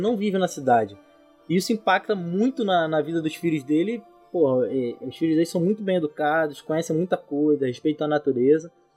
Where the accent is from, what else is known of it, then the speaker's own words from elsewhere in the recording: São Gonçalo, Rio de Janeiro, Brazil; Eu sou de São Gonçalo, um periferia e tudo mais.